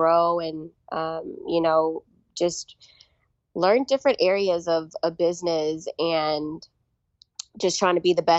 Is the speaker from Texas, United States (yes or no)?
yes; Houston, Texas, United States; moved away as an adult; also born or lived in Belize; now in Austin, United States; I was born in Belize, Central America. Okay. I moved to the United States, Houston, when I was 6 and a half. So I'm an H-Town girl, H-Town, hold it down.